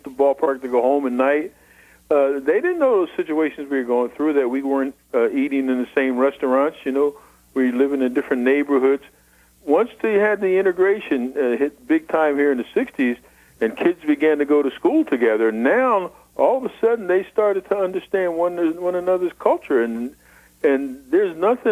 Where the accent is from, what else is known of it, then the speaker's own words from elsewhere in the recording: New Jersey, United States; I grew up in New Jersey